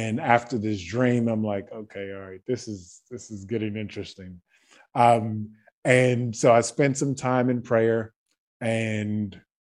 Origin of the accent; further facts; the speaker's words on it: Baton Rouge, Louisiana, United States; moved away as an adult; now in Croatia; I was born in Baton Rouge, Louisiana.